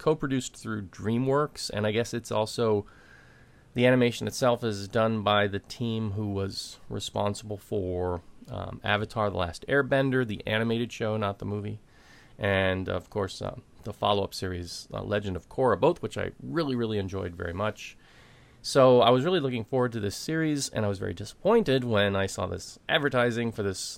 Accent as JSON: {"language": "English", "country": "United States", "said": "As an American"}